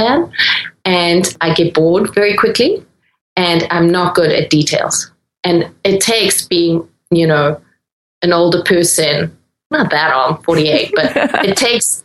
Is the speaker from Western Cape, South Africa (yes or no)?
no; Durban, KwaZulu-Natal, South Africa; moved away; also born or lived in Netherlands; where I grew up in Durban